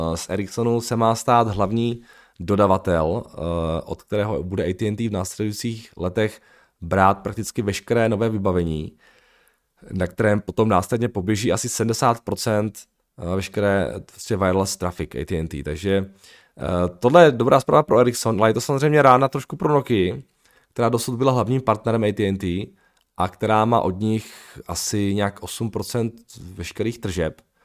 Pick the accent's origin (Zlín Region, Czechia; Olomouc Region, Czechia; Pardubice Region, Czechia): Zlín Region, Czechia; Uherský Brod; moved away; já jako pocházím z toho maloměsta z Velského Brodu